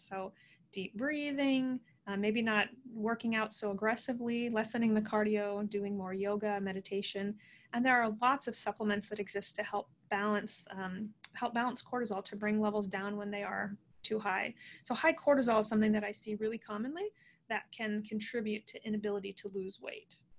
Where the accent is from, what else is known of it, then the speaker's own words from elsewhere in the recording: Midwest, Iowa, United States; born and raised in the Midwest.